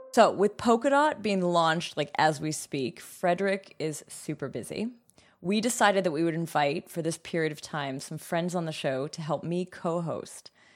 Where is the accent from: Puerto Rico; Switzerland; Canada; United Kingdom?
Canada; now in Germany; I'm from I'm from Canada, and tuition's different there. And also, I live in Germany